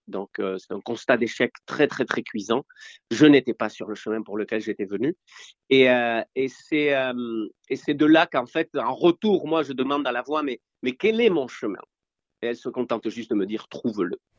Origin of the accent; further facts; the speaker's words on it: Spain; moved away; je viens de l'Espagne post-franquiste et moi, à l'époque, soit tu naissais dans une famille riche, soit tu naissais dans une, naissais, pardon, dans une famille pauvre. Donc nous, on était pauvres.